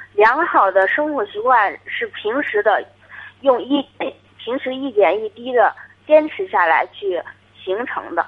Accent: Hebei, China; 我是河北哦，河北的河北的家啊，乡哦

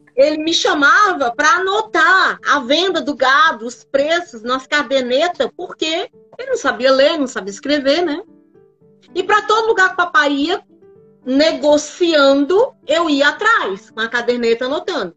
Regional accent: Piripiri, Piauí, Brazil; moved away as an adult; now in São Paulo, Brazil; eu nasci numa cidade do interior do Piauí, chamada Piripiri

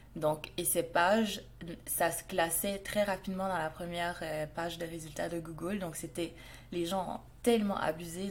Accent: Montreal, Quebec, Canada; je viens du Canada, à Montréal

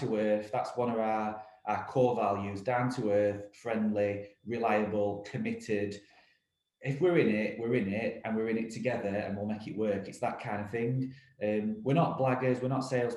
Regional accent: Rotherham, Yorkshire and the Humber, United Kingdom; We're an independent recruitment business based in Rotherham, my hometown

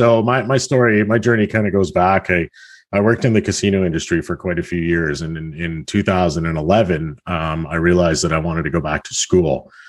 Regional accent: Halifax, Nova Scotia, Canada; now in Hamilton, Canada; I'm from the Hamilton area. I moved here from Halifax, Nova Scotia back in 2004. So I've been here about 16, 17 years.

